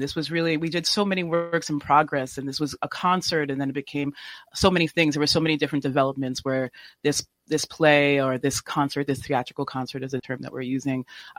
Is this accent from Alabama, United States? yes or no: no; New York City, New York, United States; So I'm from New York City as well. And I am mixed race. I'm Black mixed race. My father's from the Congo. And my mother's Irish. And I came from a very different background, very conservative, Irish Catholic